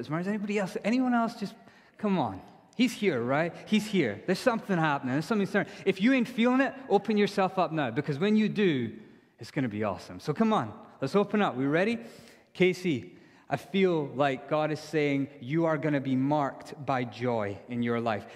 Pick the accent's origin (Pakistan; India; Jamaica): India; now in Edinburgh, United Kingdom; I'm from India.